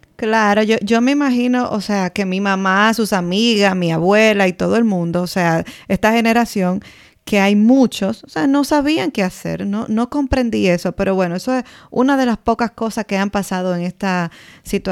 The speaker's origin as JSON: {"language": "Spanish", "country": "Dominican Republic", "moved": "yes", "said": "somos dominicanas en el extranjero"}